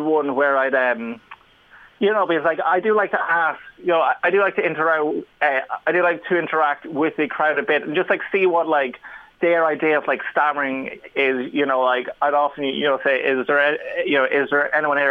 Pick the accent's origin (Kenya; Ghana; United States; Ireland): Ireland; I'm Irish